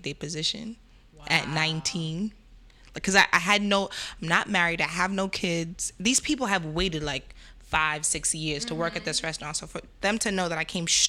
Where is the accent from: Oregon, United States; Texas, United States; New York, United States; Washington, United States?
New York, United States; New York City; also born or lived in Crown Heights / Bed-Stuy; I'm Jamaican. I was raised in Flatbush.